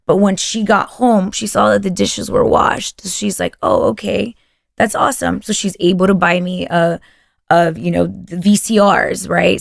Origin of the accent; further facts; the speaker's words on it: Texas, United States; first language Spanish; English is a second language; growing up in Texas and, and whatnot, you kind of lose your Spanish